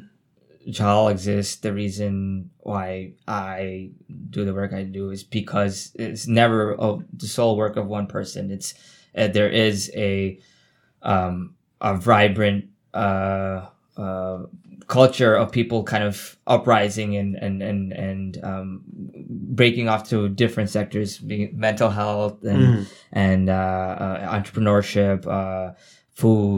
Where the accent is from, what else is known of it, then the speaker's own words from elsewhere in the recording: New York City, New York, United States; I'm from Queens Village